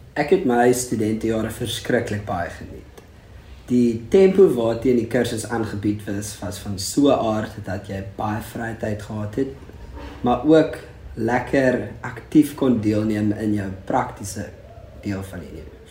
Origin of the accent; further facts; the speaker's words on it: Struisbaai, Western Cape, South Africa; also born or lived in Bredasdorp / Stellenbosch; ek kom van Strydspoort af